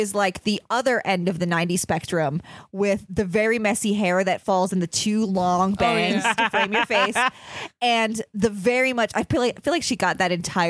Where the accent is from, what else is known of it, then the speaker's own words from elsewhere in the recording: Illinois, United States; I'm from Illinois